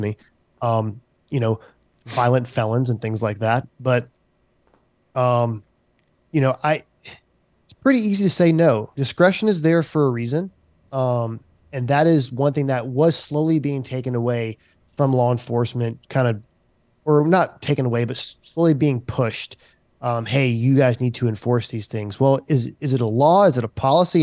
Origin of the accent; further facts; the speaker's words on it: Charleston, South Carolina, United States; I worked in the community that I was raised in.